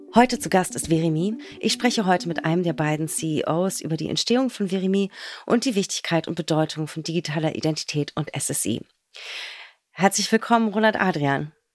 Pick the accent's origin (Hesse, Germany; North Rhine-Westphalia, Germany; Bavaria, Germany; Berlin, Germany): Berlin, Germany; in und aus meiner Heimat und unserer schönen Hauptstadt Berlin